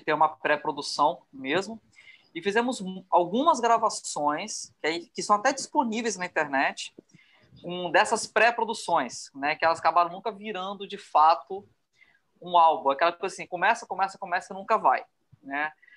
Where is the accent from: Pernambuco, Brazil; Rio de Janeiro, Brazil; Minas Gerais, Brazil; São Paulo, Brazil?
Rio de Janeiro, Brazil; now in Vitória, Brazil; Eu sou carioca, mas eu sou radicado aqui em Vitória.